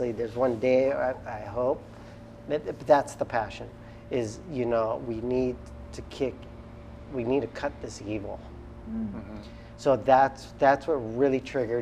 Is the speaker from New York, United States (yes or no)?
no; Kauai, Hawaii, United States; we're also from Kauai